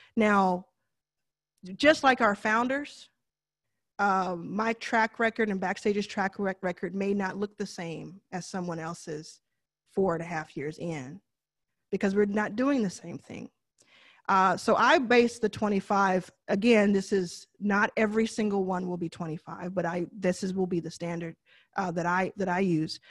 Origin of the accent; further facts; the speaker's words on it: Texas, United States; I know I say deal kind of funny 'cause I'm from Texas